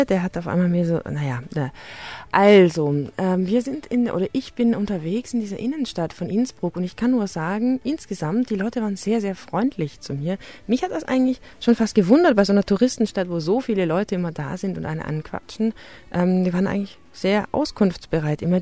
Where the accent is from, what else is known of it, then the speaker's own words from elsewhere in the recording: Baden-Württemberg, Germany; Äh, ich, ich komme nämlich aus dem Schwarzwald.